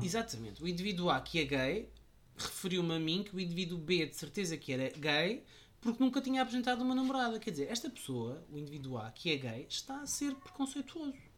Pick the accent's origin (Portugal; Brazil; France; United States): Portugal; eu vinha de Portugal com aquele preconceito